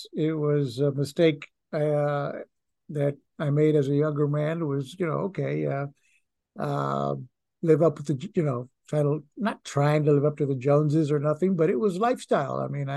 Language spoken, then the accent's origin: English; Puerto Rico; now in United States; I mean, when I came to this country from Puerto Rico, I wanted to be, I wanted the white Anglo Republican lifestyle.